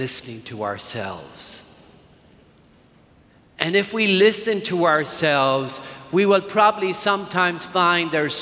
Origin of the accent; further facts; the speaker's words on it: Ireland; moved away; I grew up in Ireland